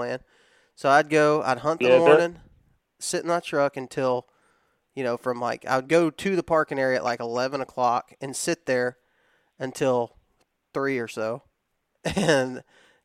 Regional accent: the South, United States; the way we were raised in the South.

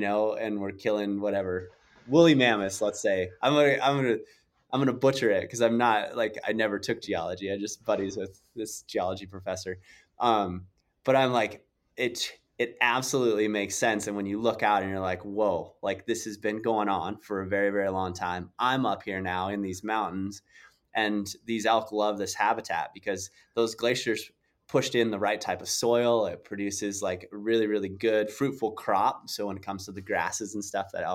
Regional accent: South Dakota, United States; I grew up in South Dakota

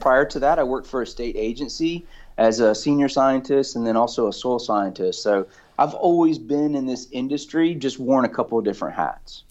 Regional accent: Valdosta, Georgia, United States; now in Florida, United States; I grew up in South Georgia

